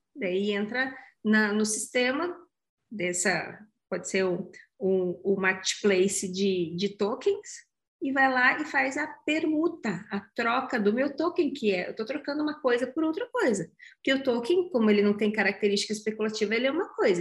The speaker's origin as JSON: {"language": "Portuguese", "town": "Curitiba", "region": "Paraná", "country": "Brazil", "said": "Eu sou bairrista, eu sou curitibana, eu amo o Vale do Pinhão"}